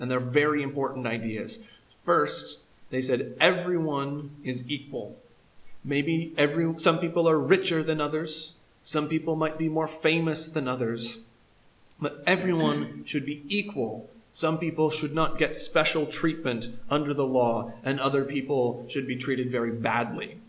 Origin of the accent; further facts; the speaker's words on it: United States; I do love my American country